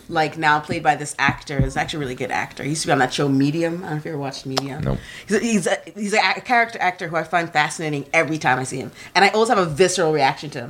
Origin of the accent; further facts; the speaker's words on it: New York, United States; also born or lived in Kenya; even though I'm originally from Kenya and I grew up in New York